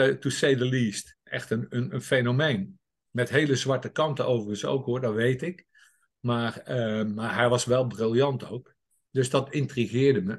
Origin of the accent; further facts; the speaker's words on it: 's-Hertogenbosch, North Brabant, Netherlands; Ik ben geboren en getogen in Den Bosch